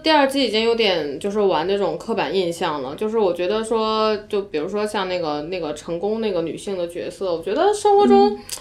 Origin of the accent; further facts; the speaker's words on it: China; 我们中国人的很多对正义的认识比较实用主义吧